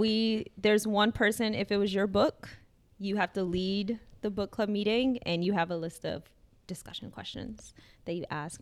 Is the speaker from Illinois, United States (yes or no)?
yes; Chicago, Illinois, United States; moved away as an adult; now in Providence, United States; that's my hometown. I'm from Chicago